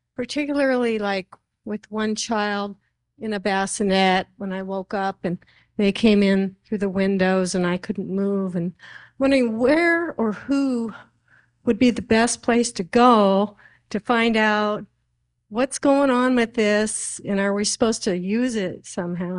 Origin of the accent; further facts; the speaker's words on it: Alaska, United States; I'm a native Alaskan, but I'm Irish and Italian in my lineage